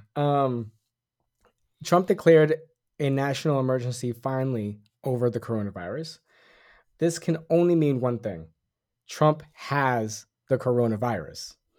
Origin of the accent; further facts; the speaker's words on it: Puerto Rico; I'm Puerto Rican, I'm an American citizen at birth